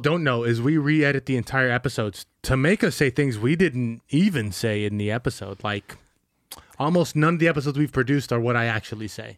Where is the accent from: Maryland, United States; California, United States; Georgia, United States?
California, United States; Bay Area; we grew up in the Bay Area